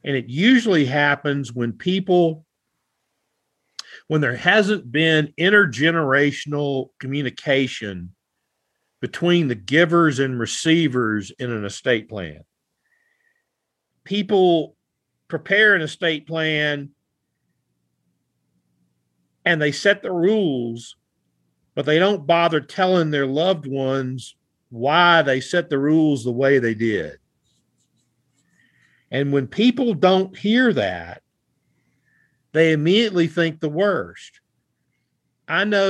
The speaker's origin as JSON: {"language": "English", "region": "the South", "country": "United States", "said": "I am from the South"}